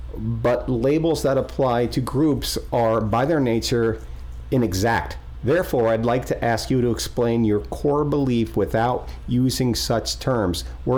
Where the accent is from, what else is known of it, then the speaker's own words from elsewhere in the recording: Fort Pierce, Florida, United States; I grew up in Fort Pierce in the 70s and 80s.